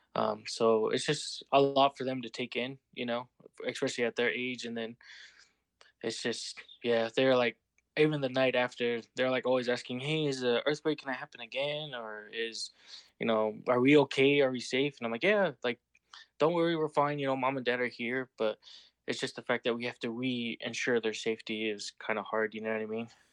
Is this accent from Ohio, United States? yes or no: no; Utah, United States; also born or lived in California; I was, uh, born in Cali, but I was raised out here in Utah, so I say I'm from Utah